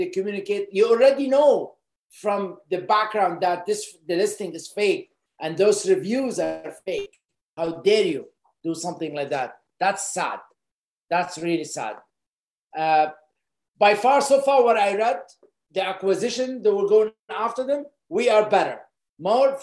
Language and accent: English; Lebanon; moved away as an adult; I was born in Lebanon, and I grew up in Lebanon till the age of early 20s, but I was a refugee in Lebanon.